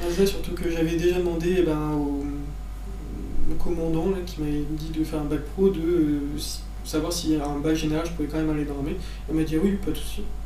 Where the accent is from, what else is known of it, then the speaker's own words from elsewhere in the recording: Ardèche, Auvergne-Rhône-Alpes, France; moi je suis d'Ardèche, donc euh, vraiment près de Saint-Étienne.